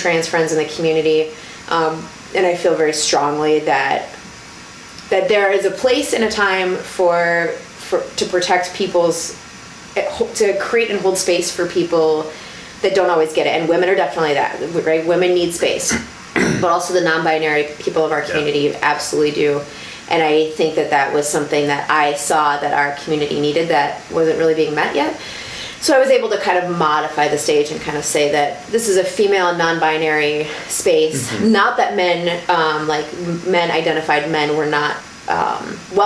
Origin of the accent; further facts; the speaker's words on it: Colorado, United States; also born or lived in Wisconsin; now in Milwaukee, United States; I grew up in Colorado. I'm from Colorado.